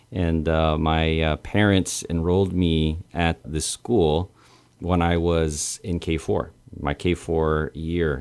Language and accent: English; Santa Rita, Guam; born on Guam, and I am Chamorro Filipino.